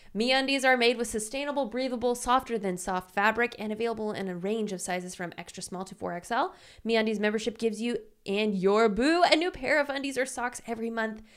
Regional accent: Louisiana, United States; now in Los Angeles, United States; I'm from Louisiana, which is super humid.

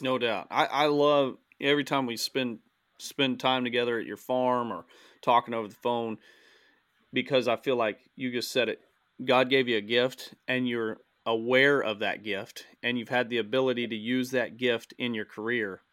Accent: Southern Missouri, United States; in Missouri. Um, just because it's my home state

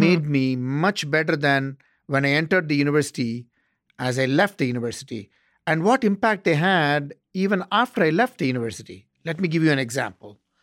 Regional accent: South India, India; moved away as an adult; also born or lived in Bangalore, India / Chennai, India / Ottawa, Canada; now in Arizona, United States; I grew up in South India

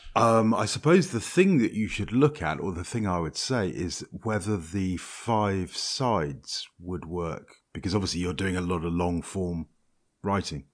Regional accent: Scotland, United Kingdom; I'm Scottish

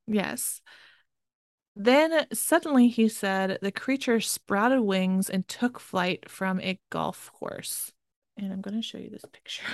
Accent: Maryland, United States; I'm technically from the North, but it's really the South. Maryland is considered

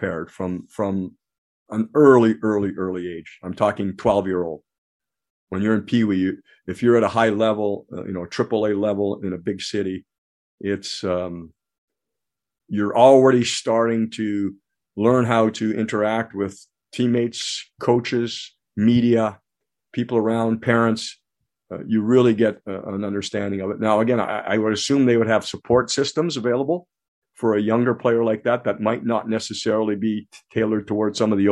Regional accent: Ontario, Canada; now in United States; I have dual citizenship now, so I'm American and Canadian, but of course, naturalized American, born in Canada.

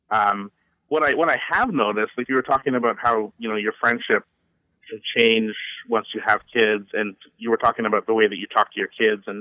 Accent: Canada; but I'm Canadian, so it comes very

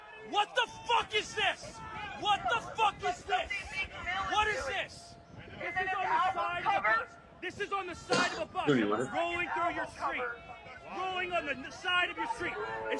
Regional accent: Philadelphia, Pennsylvania, United States; I'm from Philly.

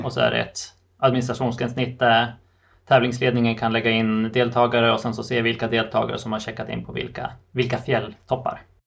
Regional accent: Sweden; moved away; i fjällen i min hemby där jag är uppvuxen

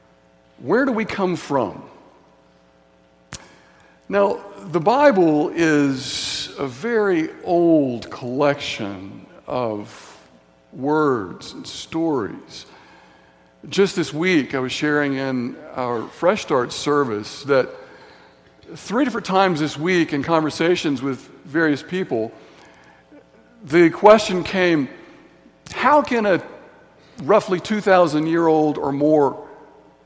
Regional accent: Signal Mountain, Tennessee, United States; growing up in Signal Mountain, Tennessee, on the playground in Signal Mountain Elementary School

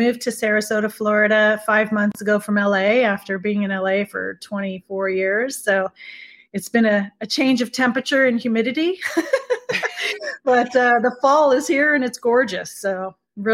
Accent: Beirut, Beirut Governorate, Lebanon; moved away; I'm originally from Beirut, Lebanon. So I have the bilingual Arabic English that comes

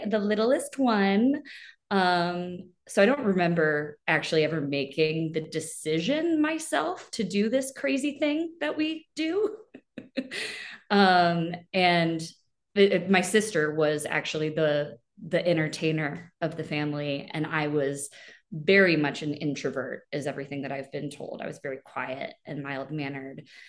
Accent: Chesterfield, Missouri, United States; moved away; I am originally from Chesterfield, Missouri

